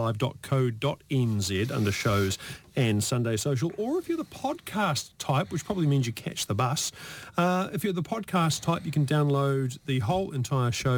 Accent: New Zealand; We grew up in New Zealand

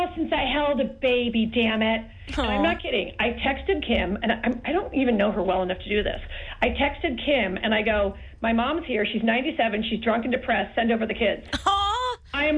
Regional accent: Forest Park, Illinois, United States; I'm from Forest Park, Illinois

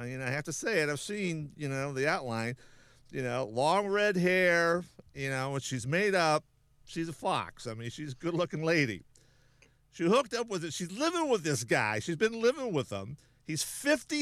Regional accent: South Dakota, United States; moved away; That's my home. That's my home state. For my family is from South Dakota

